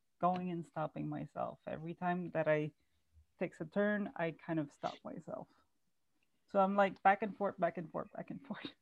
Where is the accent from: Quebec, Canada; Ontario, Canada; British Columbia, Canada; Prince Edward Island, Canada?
Ontario, Canada; Ottawa; I'm also from Ottawa